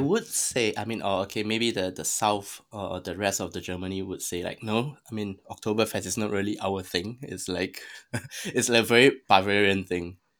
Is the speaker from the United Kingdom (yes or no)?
no; Singapore; I'm Singaporean. I'm, I was born in Singapore